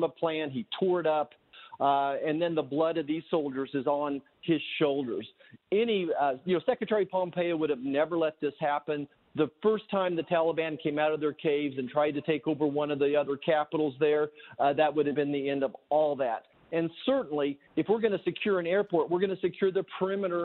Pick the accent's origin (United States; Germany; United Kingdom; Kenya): United States; Kansas; I'm from Kansas